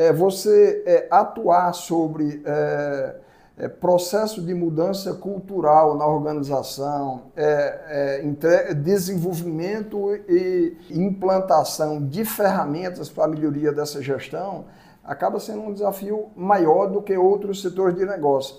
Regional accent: Fortaleza, Ceará, Brazil; moved away; also born or lived in Mato Grosso; eu sou cearense, né? eu, sou, eu sou nascido no interior do Ceará, mas muito novo fui morar em Fortaleza

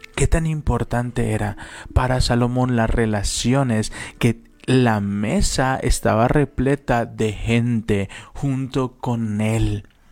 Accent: Guadalajara, Jalisco, Mexico; moved away as an adult; now in Toluca, Mexico; Nosotros somos de Guadalajara y Dios nos mandó venirnos a Toluca.

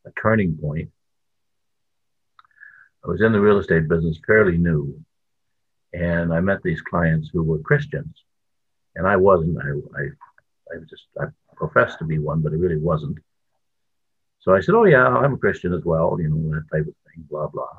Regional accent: New Brunswick, Canada; now in Ontario, Canada; I was born in New Brunswick, the most beautiful province in Canada

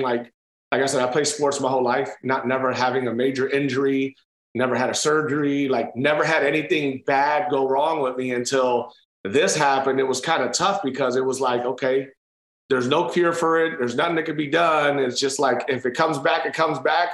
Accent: Cleveland, Ohio, United States; moved away; that's where I was born and raised, at Cleveland

